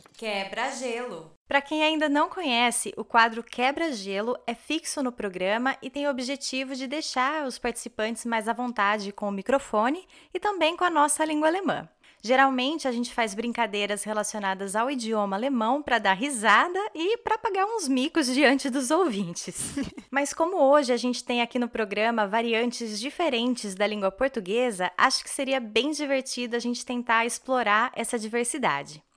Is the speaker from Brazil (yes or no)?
yes; interior of São Paulo, Brazil; now in Nuremberg, Germany; eu sou do interior de São Paulo